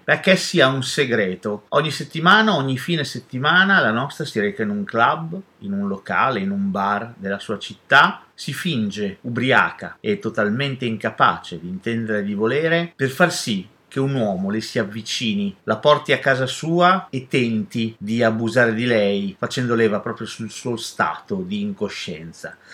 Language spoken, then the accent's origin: Italian; Italy; nel nostro paese